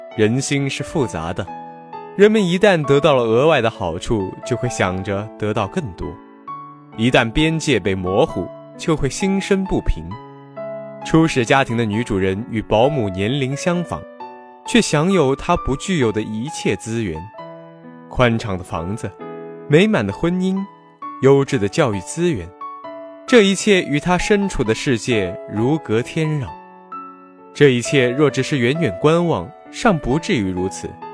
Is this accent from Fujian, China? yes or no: no; Huai'an, Jiangsu, China; moved away as an adult; now in Nanjing, China; 我在南京大学，距离我的家乡江苏淮安一百九十五公里